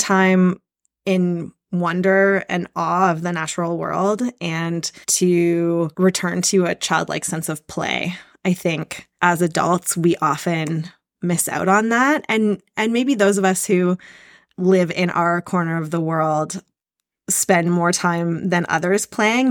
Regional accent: Canada; also born or lived in Squamish, British Columbia; I currently live in Squamish, B C. I'm Canadian

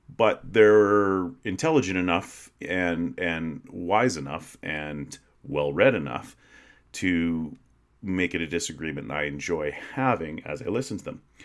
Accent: Western Canada, Canada; moved away; I grew up in a small prairie town, one like so many hundreds of others in Western Canada

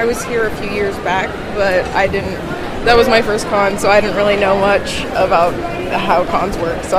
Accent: Shawnee, Kansas, United States; I'm from Shawnee, Kansas.

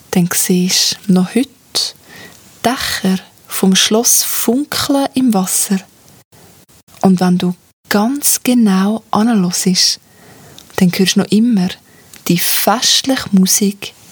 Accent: Zug, Switzerland; Ich bin ja in Zug aufgewachsen und das ist eine von unseren berühmtesten Sagen.

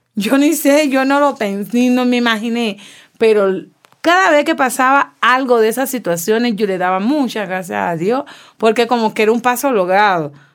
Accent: Cuba; moved away as an adult; also born or lived in Venezuela / Colombia; now in Ecuador; Soy cubana

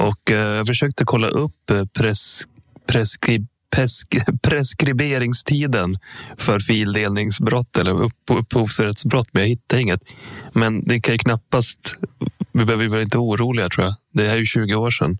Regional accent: Sala, Västmanland, Sweden; Sala där jag kommer ifrån

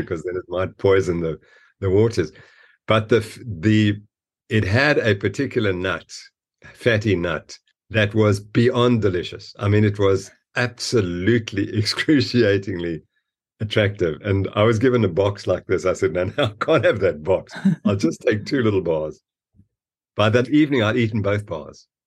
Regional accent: Zimbabwe; now in South Africa; I was born in Rhodesia, Zimbabwe, which had fantastic ranches

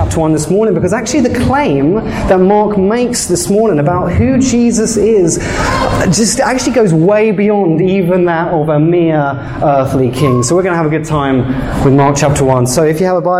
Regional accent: England, United Kingdom; moved away as an adult; now in Canada; I'm actually from England.

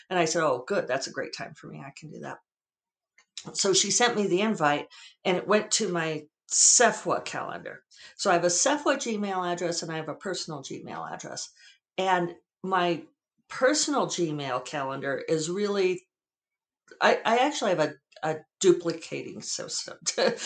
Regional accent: the West, United States; now in Santa Fe, United States; Being a child of the West

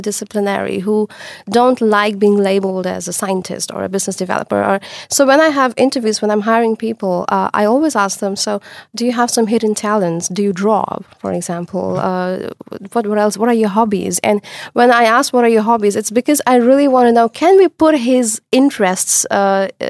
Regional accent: India; moved away as an adult; now in Netherlands; I come from India. And when I did my bachelor's there, it was very, very different.

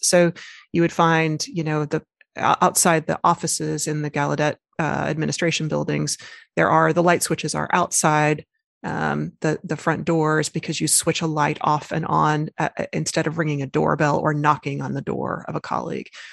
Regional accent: Arkansas, United States; I was raised, uh, born and raised in Arkansas

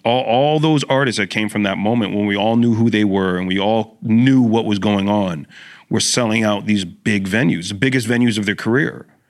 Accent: Brampton, Ontario, Canada; I grew up in Brampton

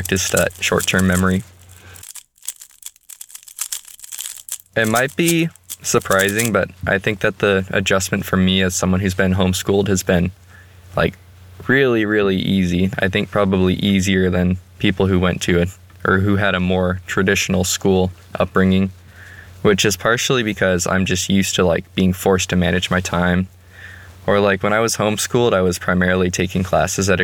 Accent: Austin, Texas, United States; moved away as an adult; now in Walla Walla, United States; I grew up in Austin, which is a big city

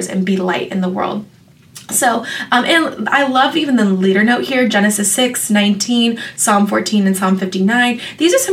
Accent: metro Atlanta area, Georgia, United States; now in Orange County, United States; I'm actually from like the metro Atlanta area

